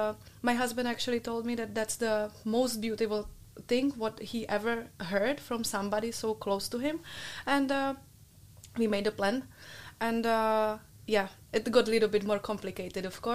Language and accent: English; Czechia; English is a second language; moved away as an adult; now in Netherlands; I am coming from Czech Republic.